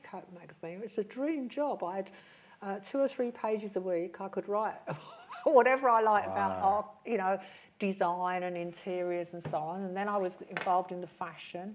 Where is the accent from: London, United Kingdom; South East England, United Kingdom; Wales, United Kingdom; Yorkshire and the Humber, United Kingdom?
London, United Kingdom; I grew up in West London, you know, inner London